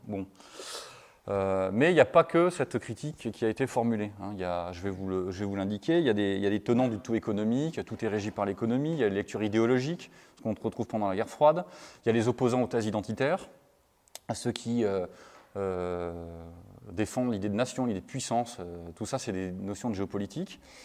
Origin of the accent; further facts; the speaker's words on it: France; vous excusez mon accent anglais, je suis un bon français